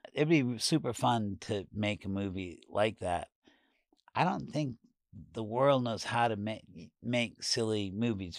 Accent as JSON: {"language": "English", "region": "New York", "country": "United States", "also_born_or_lived": "San Francisco / Los Angeles", "moved": "as an adult", "said": "for me as a New Yorker"}